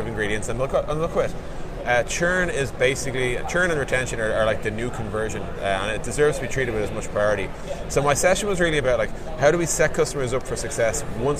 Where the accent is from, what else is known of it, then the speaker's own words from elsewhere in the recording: Dublin, Leinster, Ireland; I'm from Dublin, Ireland